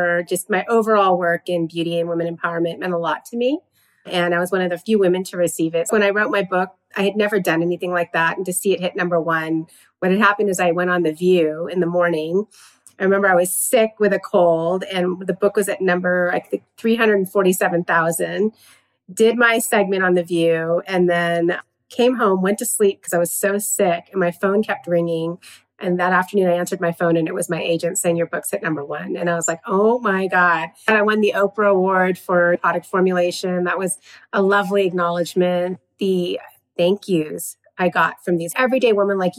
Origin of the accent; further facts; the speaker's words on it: Southern California, United States; I'm born and raised in Southern California